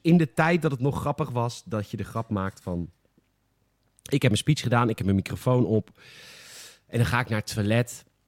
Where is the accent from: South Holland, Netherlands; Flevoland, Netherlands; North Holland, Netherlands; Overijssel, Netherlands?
South Holland, Netherlands; Boskoop; ik kom natuurlijk uit Boskoop.